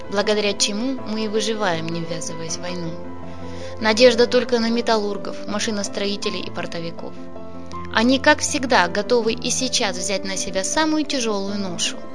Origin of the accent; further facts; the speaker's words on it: Zaporizhzhia, Zaporizhzhia Oblast, Ukraine; moved away as an adult; now in Mariupol, Ukraine; Я не отсюда родом, я из Запорожья. В Мариуполе живу уже 48 лет и уезжать отсюда не планировал.